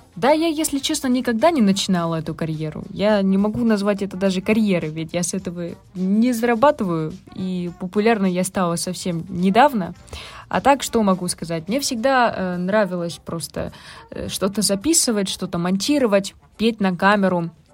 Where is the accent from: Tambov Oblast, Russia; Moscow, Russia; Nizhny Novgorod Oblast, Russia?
Tambov Oblast, Russia; Uvarovo; Я родилась в городе Уварово, маленький городок в Тамбовской области